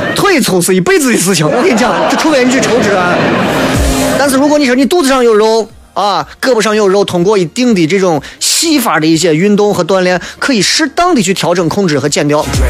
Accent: Xi'an, Shaanxi, China; accent: Guanzhong dialect; 我就爱舍陕西话。能舍陕西话的唱和绝对不舍普通话

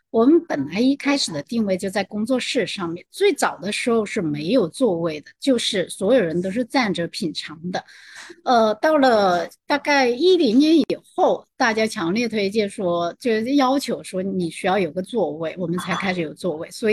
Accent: Guangzhou, Guangdong, China; 我是来自广州，

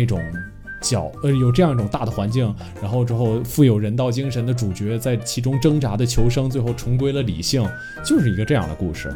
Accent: China; 我本身作为一个中国人

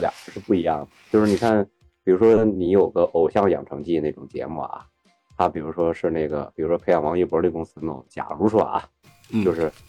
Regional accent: Beijing, China; 就是北京孩子那种怂的气质啊，就我们北京人的那种见面就害羞那种气质

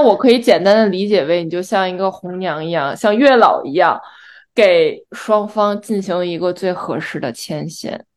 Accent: China; now in New York, United States; 可能身为中国人

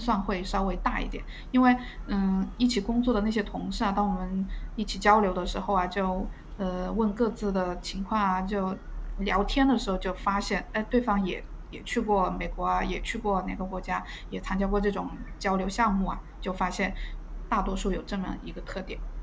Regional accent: southern China, China; moved away as an adult; now in Australia; 我是南方人，没有见过大海

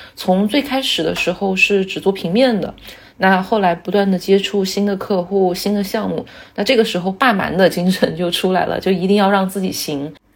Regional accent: Hunan, China; now in Shanghai, China; 因为我是湖南人嘛，就在湖南有一个形容人的一个说法

